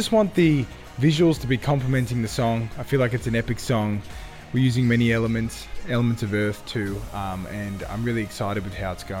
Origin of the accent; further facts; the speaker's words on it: Sydney, New South Wales, Australia; So I was born and raised in Sydney, Australia, but my roots are from Cyprus.